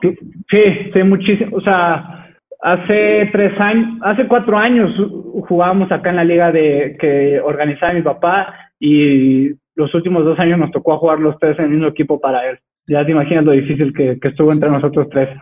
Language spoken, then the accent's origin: Spanish; Texcoco, State of Mexico, Mexico; soy originario de Texcoco